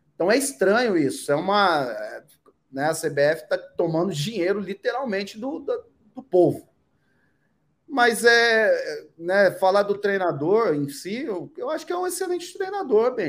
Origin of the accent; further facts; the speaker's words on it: Brazil; como brasileiro, como eu